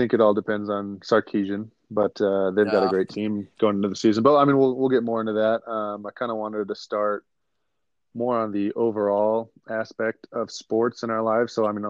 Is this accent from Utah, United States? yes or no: yes; Logan, Utah, United States; born and raised in Logan, Utah.